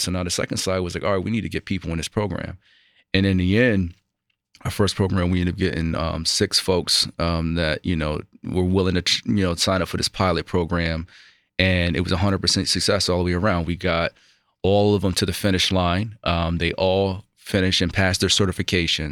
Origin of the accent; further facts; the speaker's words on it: outside of Buffalo, New York, United States; I grew up outside of Buffalo, New York